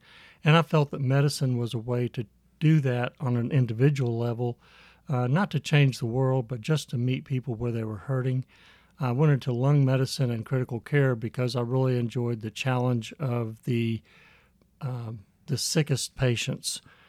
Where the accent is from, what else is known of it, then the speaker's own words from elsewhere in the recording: Midwest, United States; also born or lived in San Antonio; I was born in San Antonio and raised in the Midwest. We did not get to go out of the country.